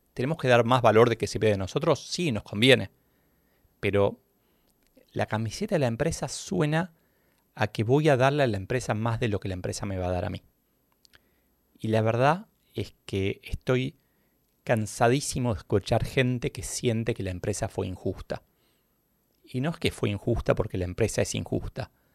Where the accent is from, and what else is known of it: Argentina